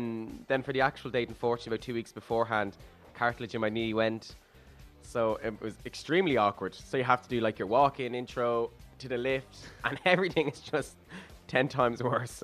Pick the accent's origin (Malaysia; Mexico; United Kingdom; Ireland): Ireland; Balbriggan, Leinster; So, I'm 23. I am from Balbriggan